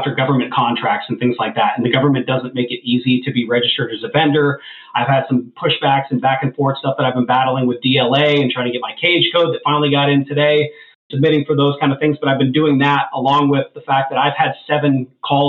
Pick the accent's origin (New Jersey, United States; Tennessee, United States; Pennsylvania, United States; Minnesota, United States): Pennsylvania, United States; Erie; I grew up dirt poor in Erie, Pennsylvania